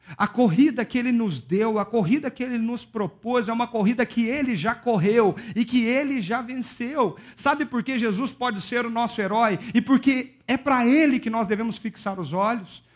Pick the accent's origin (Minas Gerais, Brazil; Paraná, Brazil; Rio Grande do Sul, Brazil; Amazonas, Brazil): Minas Gerais, Brazil; eu sou mineiro